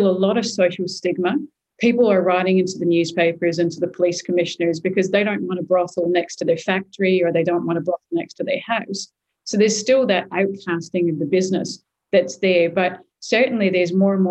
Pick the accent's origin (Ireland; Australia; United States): Australia; Perth, Western Australia; moved away as an adult; also born or lived in Sydney; coming back to my hometown